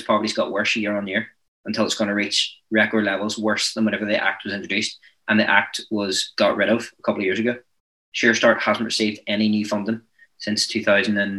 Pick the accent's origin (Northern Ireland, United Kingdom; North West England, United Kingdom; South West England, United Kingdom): Northern Ireland, United Kingdom; I'm from Northern Ireland